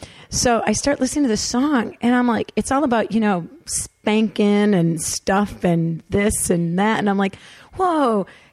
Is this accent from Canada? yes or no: no; Detroit, Michigan, United States; I told her that I came from Detroit City